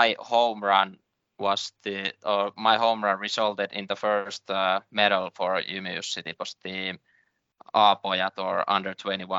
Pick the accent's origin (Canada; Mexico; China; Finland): Finland; Seinäjoki, South Ostrobothnia; I had a great childhood here